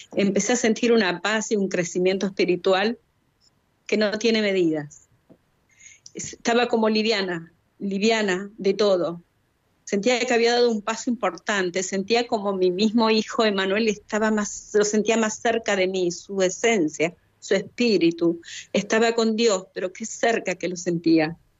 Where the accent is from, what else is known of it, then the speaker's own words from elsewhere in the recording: Chubut, Argentina; also born or lived in Rawson, Playa Unión (residence); Soy de Argentina, de la provincia de Chubut. Vivo en su capital, en Rawson, Playa Unión